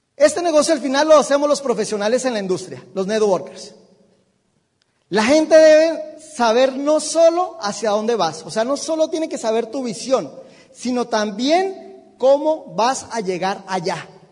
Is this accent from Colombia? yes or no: yes; Bogotá, Colombia; yo soy de Bogotá, no hay mar